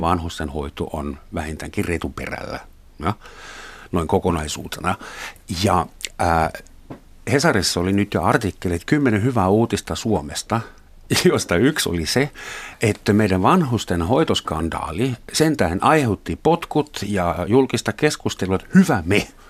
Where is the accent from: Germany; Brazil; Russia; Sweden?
Germany; West Germany; now in Finland; mä mä Saksasta kotoisin, Länsi-Saksasta